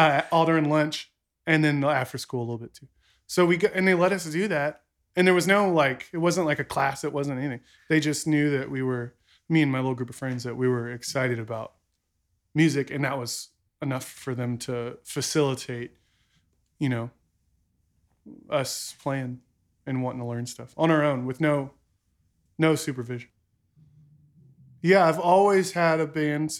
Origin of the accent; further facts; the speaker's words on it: San Marcos, Texas, United States; I grew up in San Marcos